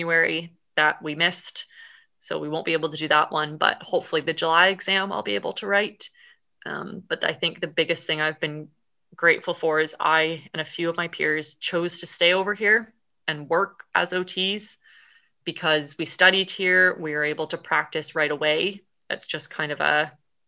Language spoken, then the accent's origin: English; Canada; moved away as an adult; now in Scotland, United Kingdom; I am a Canadian girl